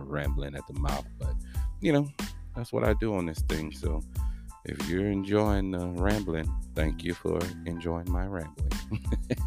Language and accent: English; Texas, United States; accent: country lingo; I'm from Texas, so that's that country lingo that's all up inside of me.